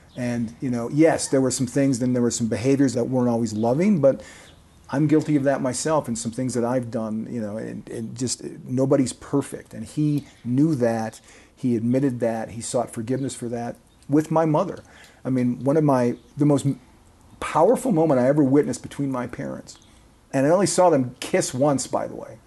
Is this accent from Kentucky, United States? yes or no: no; Kenosha, Wisconsin, United States; moved away as an adult; also born or lived in Colorado / Texas / Nebraska; I grew up in Kenosha, Wisconsin, which, as you indicated, is southeastern, about as far south as you can get before you get into northern Illinois.